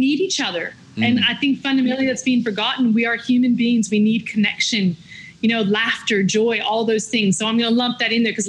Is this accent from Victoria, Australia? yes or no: yes; Victoria, Australia; accent: Victorian; yes, now American accent there. So maybe it is. It's a Victorian lockdown accent.